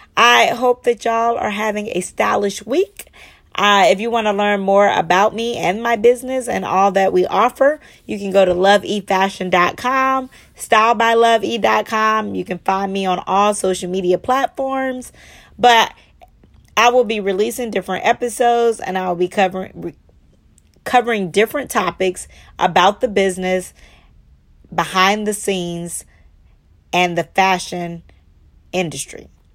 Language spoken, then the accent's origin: English; Charleston, United States; growing up in Charleston